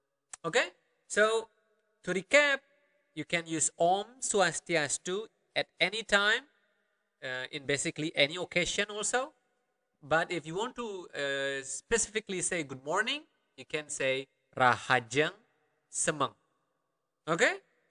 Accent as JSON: {"language": "English", "area": "Karangasem", "region": "Bali", "country": "Indonesia", "accent": "Karangasem Balinese dialect", "said": "I'm from Karangasem. Okay, one region in Bali. I have my own dialect, and it is rather different than, let's say, another region in Bali."}